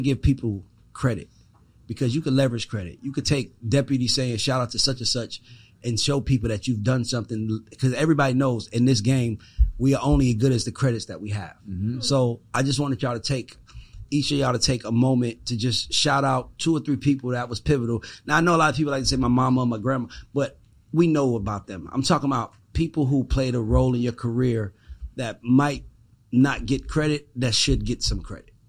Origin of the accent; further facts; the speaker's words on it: Atlanta, Georgia, United States; I'm from Atlanta